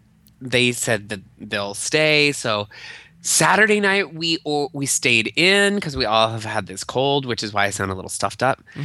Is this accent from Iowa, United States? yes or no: yes; Albia, Iowa, United States; now in Chicago, United States; My sister and I then go to the Albia Brewing Company, which our hometown has its own microbrew pub.